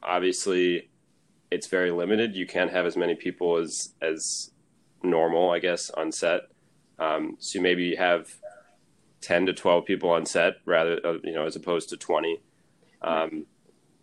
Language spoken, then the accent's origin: English; Syracuse, New York, United States; moved away as an adult; now in Los Angeles, United States; I had never lived anywhere outside of Syracuse